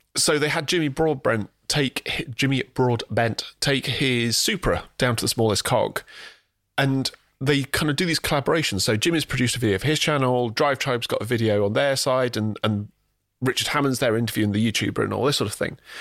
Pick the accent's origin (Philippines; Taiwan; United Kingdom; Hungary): United Kingdom; England; we are British or English